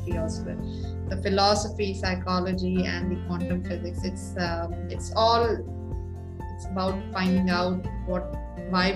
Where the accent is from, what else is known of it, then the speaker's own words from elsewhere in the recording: Pakistan; moved away as an adult; now in Saudi Arabia; I'm from Pakistan